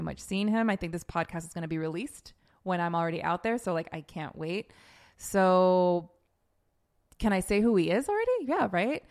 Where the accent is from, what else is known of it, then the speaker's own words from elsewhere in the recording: Los Angeles, California, United States; now in New York, United States; I am born and raised in Los Angeles